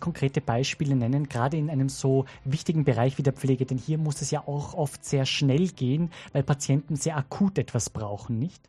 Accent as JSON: {"language": "German", "region": "Salzburg", "country": "Austria", "tie": "born or raised there", "moved": "yes", "lives_now": "Vienna, Austria", "said": "als gebürtiger Salzburger"}